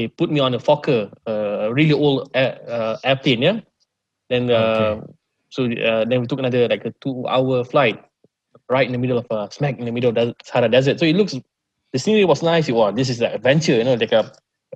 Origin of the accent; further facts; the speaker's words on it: Malaysia; Oh, Malaysia.